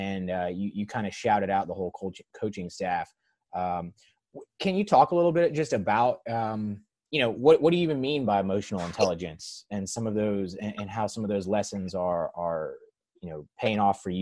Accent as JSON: {"language": "English", "town": "Tallahassee", "region": "Florida", "country": "United States", "tie": "born or raised there", "said": "I've been born and raised in Tallahassee"}